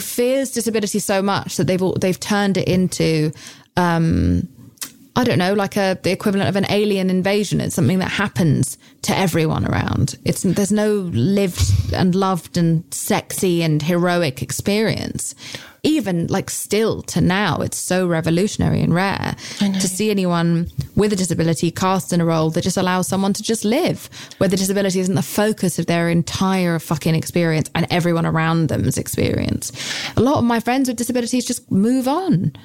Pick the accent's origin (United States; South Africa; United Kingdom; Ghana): United Kingdom; I'm British.